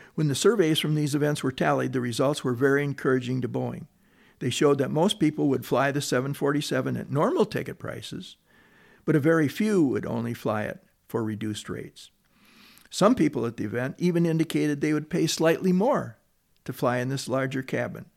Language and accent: English; Detroit, Michigan, United States; growing up in Detroit